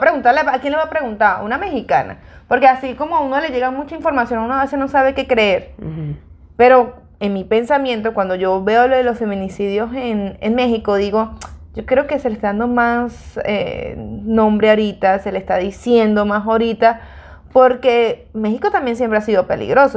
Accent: Venezuela; moved away; yo soy venezolana, pero mi mamá es colombiana

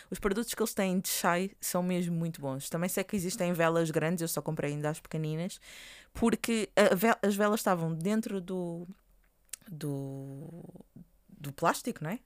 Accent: Portugal; estou a falar enquanto portugueses

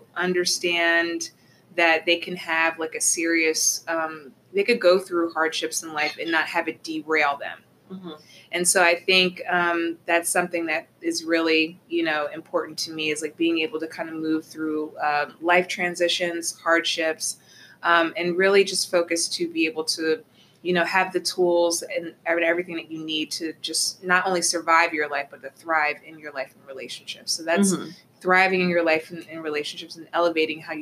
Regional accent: Atlantic City, New Jersey, United States; moved away as an adult; now in Philadelphia, United States; I'm originally from South Jersey. So originally from Atlantic City

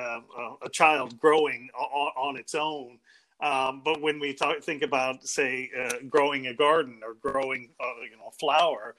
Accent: downstate Illinois, United States; moved away as an adult; also born or lived in Liverpool, United Kingdom / New York, United States / Cambridge, United Kingdom / Manchester, United Kingdom; now in Belfast, United Kingdom; I come from what's sometimes called flyover country between the two coasts, so from downstate Illinois

